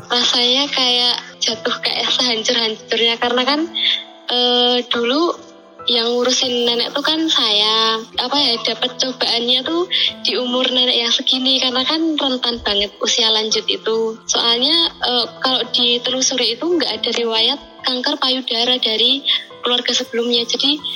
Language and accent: Indonesian; Yogyakarta, Special Region of Yogyakarta, Indonesia; saya berasal dari Yogyakarta